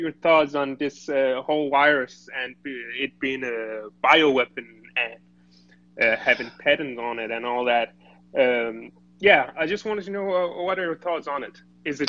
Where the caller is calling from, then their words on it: Denmark; I'm calling you from Denmark.